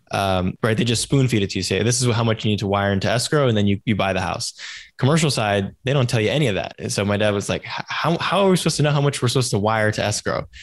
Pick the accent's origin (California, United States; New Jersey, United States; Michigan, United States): California, United States; Silicon Valley; I grew up in Silicon Valley